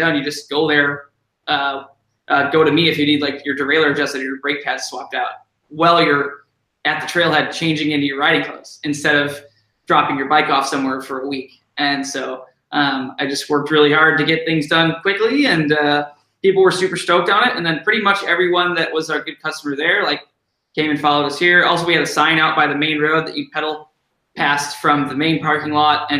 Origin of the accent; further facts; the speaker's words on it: Illinois, United States; moved away as an adult; now in Bellingham, United States; I grew up in Illinois riding BMX bikes